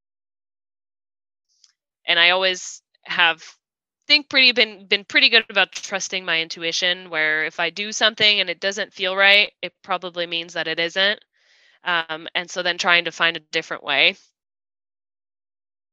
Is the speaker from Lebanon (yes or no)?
no; France; now in United States; I was born, my whole family is French. I was born in France. Now I live in the US, and we've been here for about 14 years